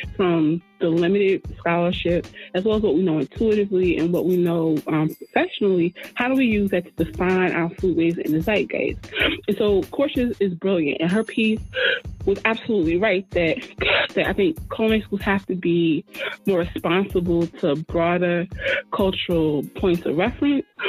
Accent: Newark, New Jersey, United States; I'm from Newark, New Jersey originally

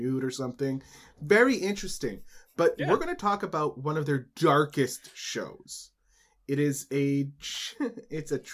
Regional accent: Canada; as a Canadian.

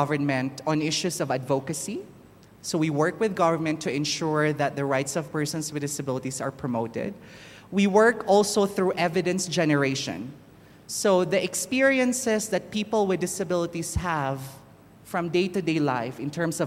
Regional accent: Philippines; now in Kenya; I'm originally from the Philippines

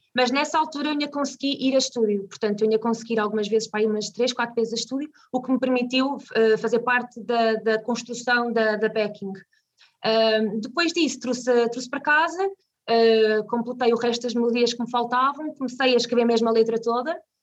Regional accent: Vila Nova de Tazem, Centro, Portugal; also born or lived in Viseu; now in Canas de Senhorim, Portugal; nasci em Viseu, mas vivi 13 anos uh, numa zona chamada, numa vila chamada Vila Nova de Tazem

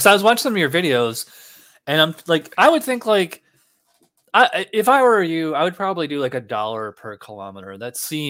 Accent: Schenectady, New York, United States; I'm actually from upstate New York. I'm from Schenectady, which is right next to Albany.

